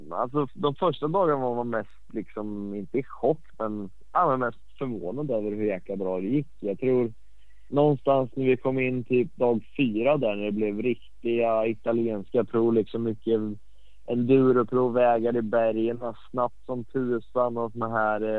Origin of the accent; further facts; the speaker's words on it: Sweden; Så att eh, sjukt coolt som svensk att kunna vinna det.